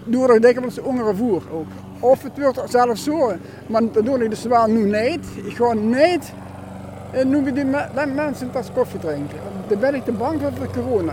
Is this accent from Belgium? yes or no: no; Sittard, Limburg, Netherlands; born or raised there; also born or lived in Urmond